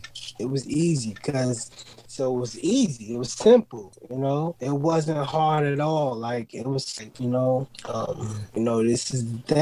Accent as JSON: {"language": "English", "town": "Brooklyn", "region": "New York", "country": "United States", "tie": "born or raised there", "said": "You know, I grew up in Brooklyn, New York, in the streets"}